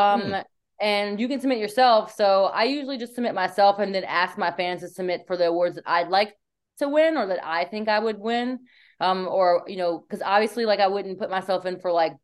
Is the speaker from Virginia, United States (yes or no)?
yes; Virginia, United States; moved away; also born or lived in Florida; I'm from Virginia and I just left Florida